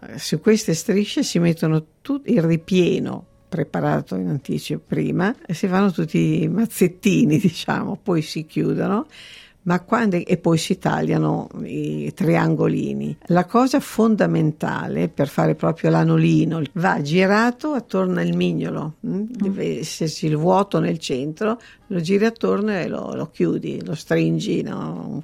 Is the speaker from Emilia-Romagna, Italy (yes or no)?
yes; Parma, Emilia-Romagna, Italy; now in Sydney, Australia; Io sono di Parma